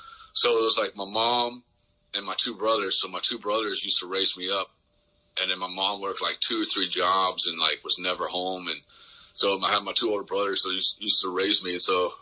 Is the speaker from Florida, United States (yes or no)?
yes; Pensacola, Florida, United States; also born or lived in Fitchburg, Massachusetts; he retired in Pensacola, Florida. So that's where I grew up. It was in Florida